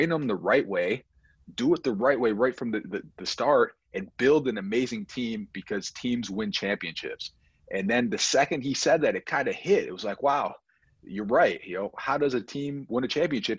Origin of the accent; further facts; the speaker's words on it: Buffalo, New York, United States; we're from Buffalo, New York